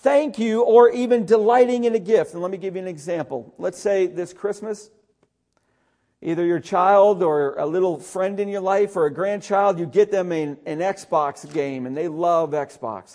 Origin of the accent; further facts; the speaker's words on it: Syracuse, New York, United States; where I grew up outside of Syracuse